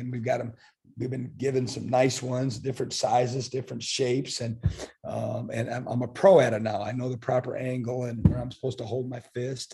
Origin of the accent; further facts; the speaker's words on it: Iowa, United States; also born or lived in Kansas; now in Starkville, United States; I'm from Iowa